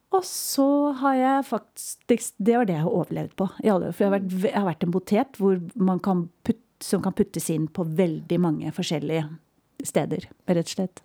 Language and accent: Norwegian; Ramnes, Vestfold, Norway; Når jeg vokste opp, et veldig lite sted som heter Ramnes. En lita bygd eh, inn i landet for Tønsberg.